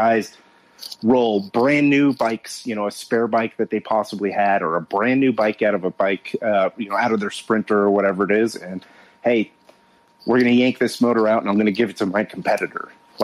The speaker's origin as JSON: {"language": "English", "region": "Southern California", "country": "United States", "tie": "born or raised there", "said": "I grew up in Southern California"}